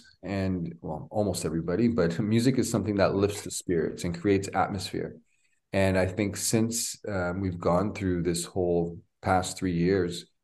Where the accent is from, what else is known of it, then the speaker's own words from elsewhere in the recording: Toronto, Ontario, Canada; I'm born and raised in Toronto, 49 years old